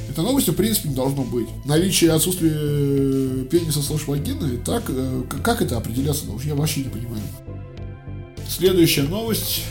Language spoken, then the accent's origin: Russian; Russia; Я россиянин, я говорю по-российски